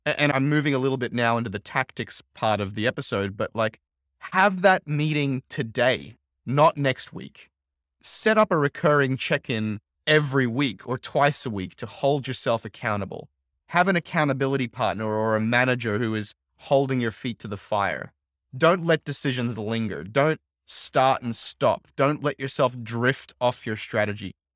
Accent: Brisbane, Queensland, Australia; moved away as an adult; also born or lived in Silicon Valley; Brisbane, which is my hometown

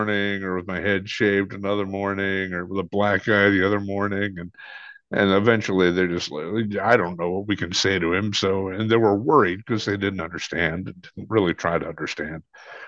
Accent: Williamsburg, Virginia, United States; also born or lived in the South; growing up on the farm was the big thing

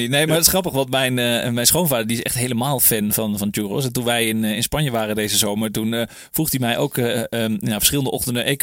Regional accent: Netherlands; wij als Nederlanders

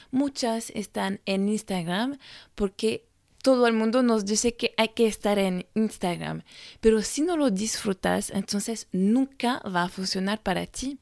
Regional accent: France; francesa y coach de imagen

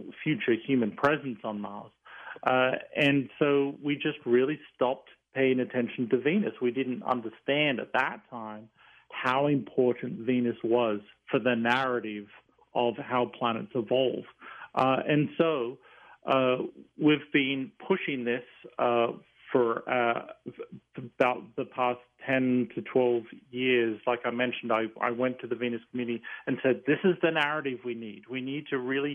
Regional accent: Tamworth, New South Wales, Australia; moved away as an adult; now in United States; I grew up in the small town of Tamworth, which is the country music capital of Australia

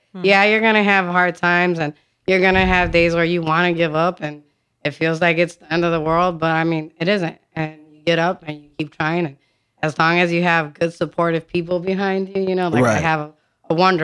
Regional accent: Waukegan, Illinois, United States; I grew up in Lake County. I'm from Waukegan

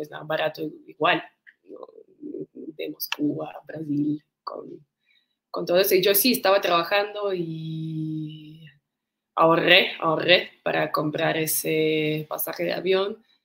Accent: Moscow, Russia; Spanish is a second language; also born or lived in Mykolaiv, Ukraine / India; now in Mexico; En un pueblo que se llama Nikolaev, pero mi familia se mudó a Moscú, pues conmigo, a Moscú, a Rusia, cuando yo tenía como 6, 7 añitos

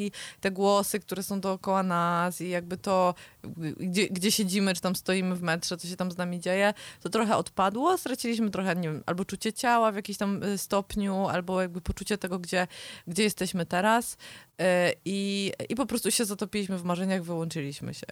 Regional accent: the mountains, Poland; jestem z gór

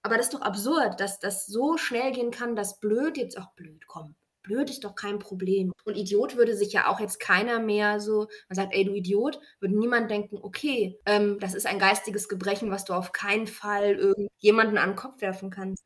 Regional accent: Bonn, North Rhine-Westphalia, Germany; Ich komme aus Bonn

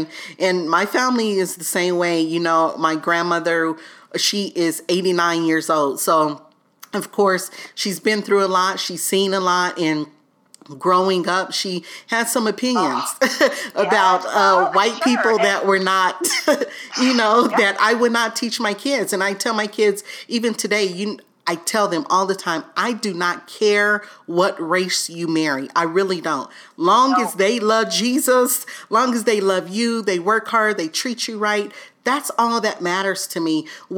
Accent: the South, United States; growing up in the South, you know, so...

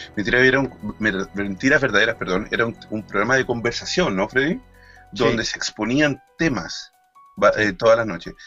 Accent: Chile; now in Spain; como chileno y que tenemos este programa en España

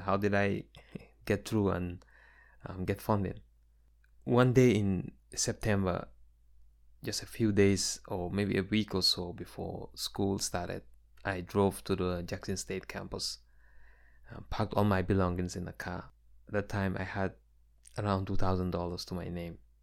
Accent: Gambia; now in United States; my experiences growing up in the Gambia

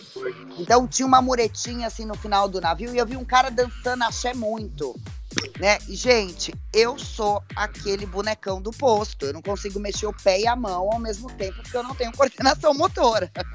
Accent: Belo Horizonte, Minas Gerais, Brazil; eu sou mineira também, viu, gente? Eu sou nascida em Belo Horizonte

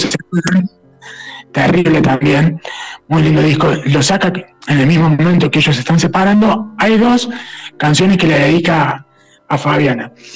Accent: Villa María, Córdoba, Argentina; nosotros somos de Villa María

